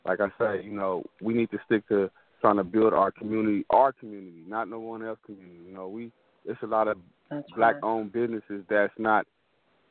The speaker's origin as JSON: {"language": "English", "town": "Los Angeles", "region": "California", "country": "United States", "tie": "born or raised there", "said": "growing up in Los Angeles"}